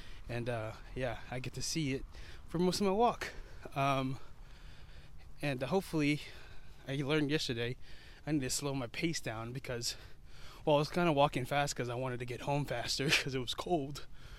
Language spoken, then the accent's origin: English; New York City, New York, United States; I was born in Queens, New York, and that's where Spider-Man's from.